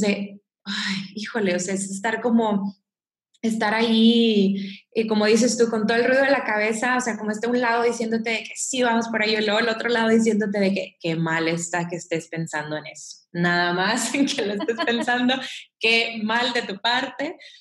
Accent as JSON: {"language": "Spanish", "country": "Mexico", "said": "soy mexicana"}